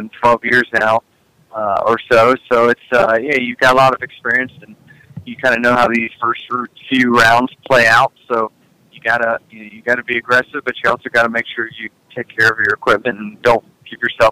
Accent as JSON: {"language": "English", "region": "Virginia", "country": "United States", "tie": "born or raised there", "moved": "yes", "lives_now": "Charlotte, United States", "said": "I grew up in Virginia"}